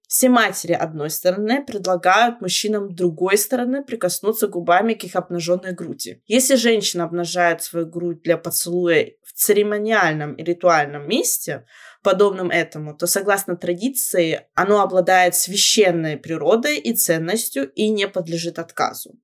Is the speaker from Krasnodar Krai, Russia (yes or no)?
yes; Shapsugia, Krasnodar Krai, Russia; как мы говорим у нас в Шапсуге